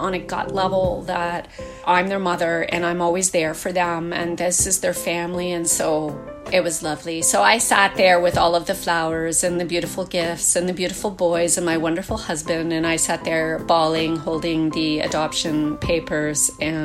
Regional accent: Seaside, Nova Scotia, Canada; I was born and raised in Seaside, Nova Scotia.

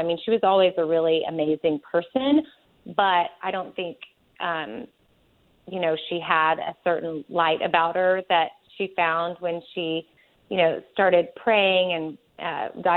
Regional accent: Austin, Texas, United States; I am from Austin, Texas, born and raised, and lived in the same house my entire life, well, till I was 18

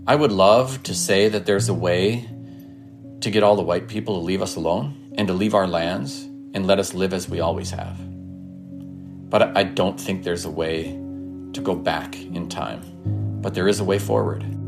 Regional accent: Leech Lake Reservation, northern Minnesota, United States; I grew up on and near the Leech Lake Reservation in northern Minnesota

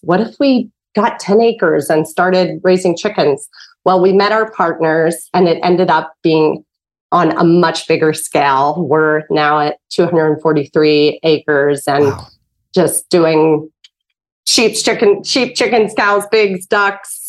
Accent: Pittsburgh, Pennsylvania, United States; you were from Pittsburgh, where I'm from

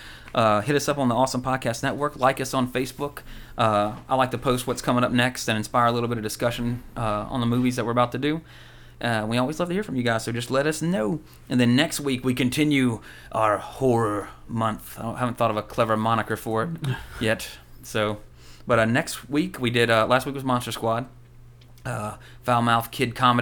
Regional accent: the South, United States; being a Southerner

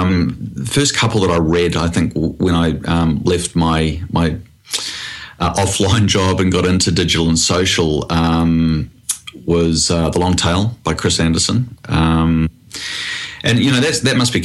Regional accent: New Zealand; now in Australia; I am from New Zealand originally

